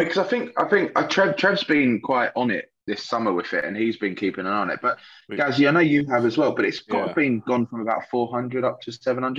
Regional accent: southern England, United Kingdom; accent: southern; What about our southern accent

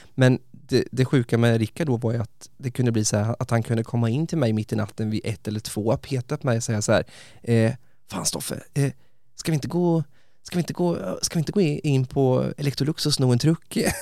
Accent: Västervik, Kalmar County, Sweden; Jag bodde med den här underbara snubben i Västervik där jag kommer ifrån, ju på östkusten

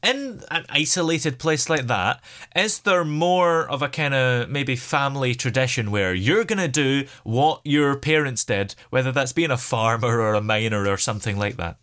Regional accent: United Kingdom; as a Brit

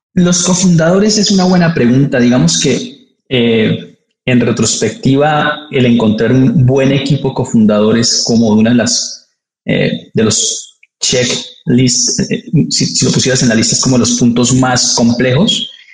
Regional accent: Colombia; now in Mexico; soy colombiano

